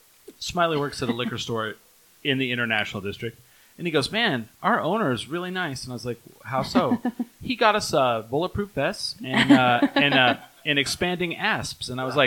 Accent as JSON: {"language": "English", "region": "New Mexico", "country": "United States", "tie": "born or raised there", "said": "Growing up in Eastern New Mexico."}